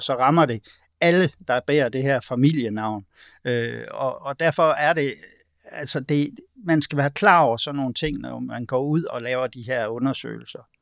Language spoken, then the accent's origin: Danish; Denmark; vi er vokset op i et sæt danske kulturelle sko